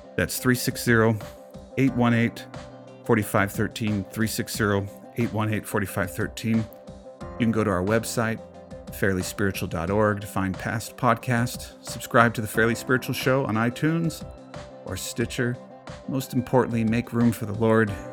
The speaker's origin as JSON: {"language": "English", "country": "United States", "said": "being an American"}